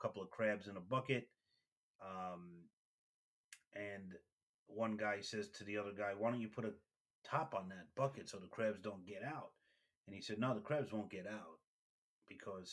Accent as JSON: {"language": "English", "town": "New York City", "region": "New York", "country": "United States", "said": "I'm from Brooklyn"}